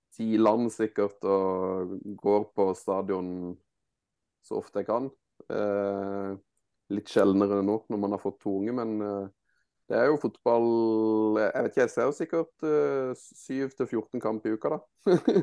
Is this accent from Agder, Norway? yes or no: yes; Mandal, Agder, Norway; jeg er jo født og oppvokst i Mandal